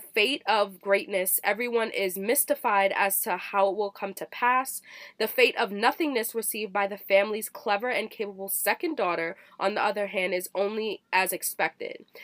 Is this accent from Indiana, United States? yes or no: no; Virginia, United States; moved away; I grew up in Virginia